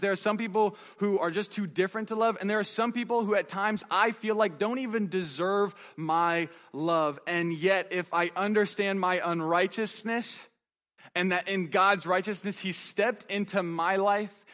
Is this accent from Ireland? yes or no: no; United States; our right as an American